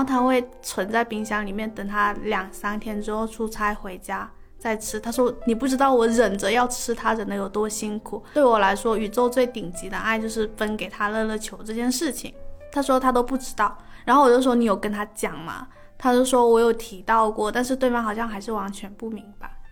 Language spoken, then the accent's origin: Chinese; Guangdong, China; 我妈很喜欢喝烫茶，你低估了潮汕人对烫的就是承受能力。